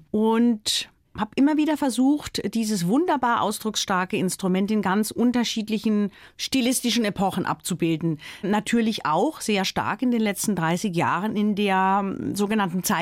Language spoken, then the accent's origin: German; Baden-Württemberg, Germany; ich bin am Fuße des Schwarzwalds aufgewachsen